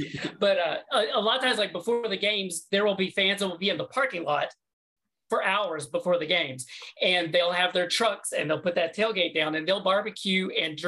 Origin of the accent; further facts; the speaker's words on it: Tennessee, United States; now in Orlando, United States; I'm originally from the South, from Tennessee, now live in Orlando.